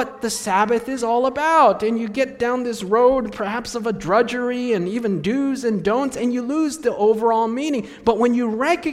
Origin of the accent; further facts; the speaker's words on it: Takoma Park, Maryland, United States; also born or lived in Silver Spring, Maryland; I was born in Tacoma Park, Maryland, in Washington, D.C., which is the place where the GC, the General Conference, and the Review and Herald were at one time